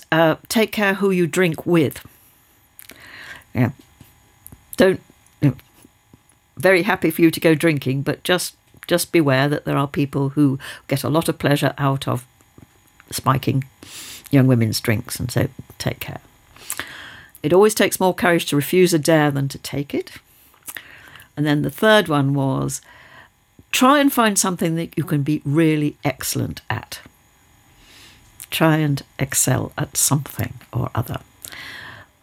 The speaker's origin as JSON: {"language": "English", "country": "United Kingdom", "tie": "born or raised there", "said": "we were living in a village where there had been an airfield, a wartime airfield. There were the relics of the airfield all around one. There were people who were still living in Nissen huts, which were there as temporary accommodation because they'd been bombed out of places nearby Teesside"}